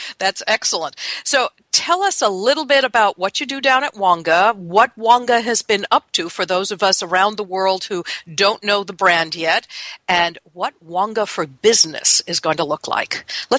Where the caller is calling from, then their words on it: Seattle, Washington, United States; I'm calling you from Seattle, Washington, where it's cool and cloudy